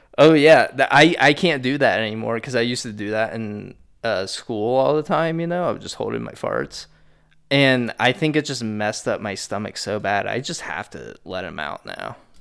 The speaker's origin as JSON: {"language": "English", "region": "Midwest", "country": "United States", "tie": "born or raised there", "said": "Growing up in the Midwest"}